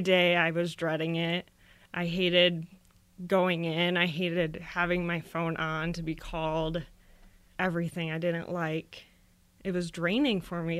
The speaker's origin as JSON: {"language": "English", "region": "Florida", "country": "United States", "tie": "born or raised there", "said": "I grew up in Florida"}